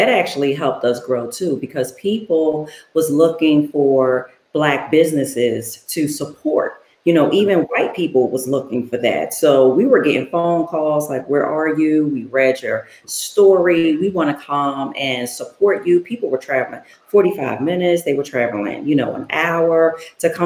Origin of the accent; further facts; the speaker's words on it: Philadelphia, Pennsylvania, United States; I'm from Philly. My business is in Philly.